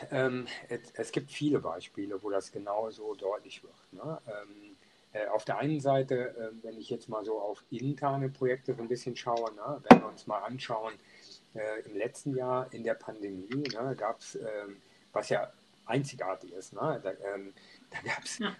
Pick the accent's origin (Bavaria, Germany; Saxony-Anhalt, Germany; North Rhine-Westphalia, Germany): North Rhine-Westphalia, Germany; Niederau; ich bin groß geworden in Niederau, das ist ein Ort in der Nähe von Düren